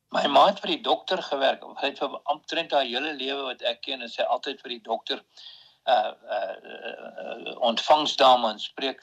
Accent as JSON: {"language": "Afrikaans", "town": "Bethlehem", "region": "Free State", "country": "South Africa", "tie": "born or raised there", "also_born_or_lived": "Karoo / Prieska", "said": "ek het eintlik in die Weshuis groot geword. die Charlotte Tron kinderhuis in in in Bethlehem"}